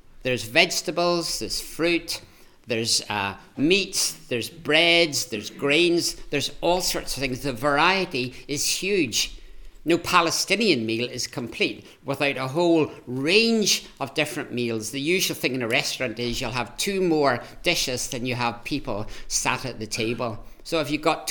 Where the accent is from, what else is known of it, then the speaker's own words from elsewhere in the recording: Ireland; I'm Irish